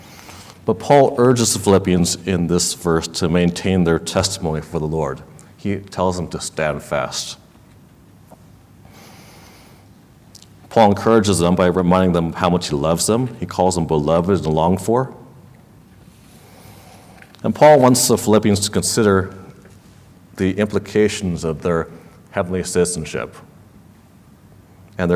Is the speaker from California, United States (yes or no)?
yes; Los Angeles, California, United States; where I grew up in Los Angeles, there were not a whole lot of Chinese speakers in my neighborhood